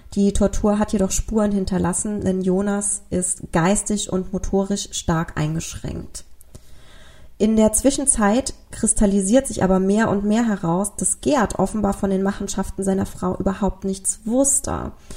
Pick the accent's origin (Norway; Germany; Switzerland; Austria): Germany; bei uns in Deutschland